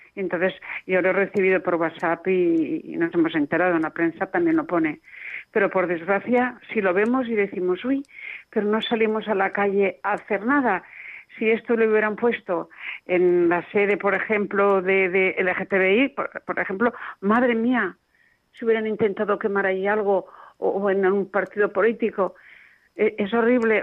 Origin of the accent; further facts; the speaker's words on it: Castellón de la Plana, Valencian Community, Spain; Aquí en Castellón de la Plana, yo soy de Castellón